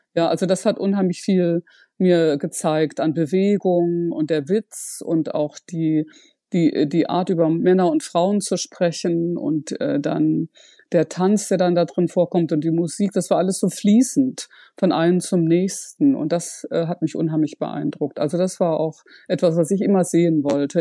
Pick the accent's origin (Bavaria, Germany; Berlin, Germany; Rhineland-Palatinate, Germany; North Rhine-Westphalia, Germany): North Rhine-Westphalia, Germany; Ruhr area; also born or lived in Freiburg; im Ruhrgebiet aufgewachsen